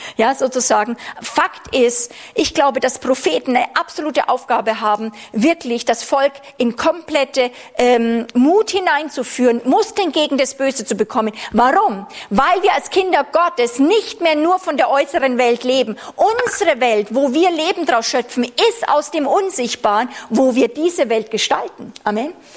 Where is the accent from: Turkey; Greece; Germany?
Germany; als Deutsche durften wir ja lange Jahre haben wir uns nicht wohlgefühlt, Deutschland zu sagen.